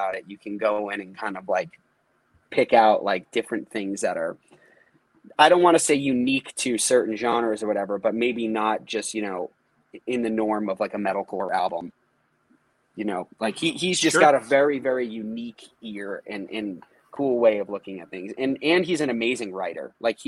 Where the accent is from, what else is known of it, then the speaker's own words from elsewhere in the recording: Northeast, United States; Like, this is what we grew up doing. Just growing up in the Northeast, everyone played in basements, shows, practices, whatever.